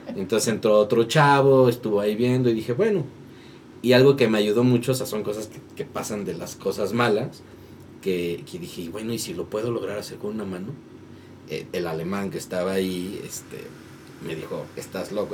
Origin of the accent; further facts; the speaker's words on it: Tlaxcala, Mexico; now in Mexico City, Mexico; yo no soy de acá, yo soy de Tlaxcala. Entonces yo me vine a estudiar para acá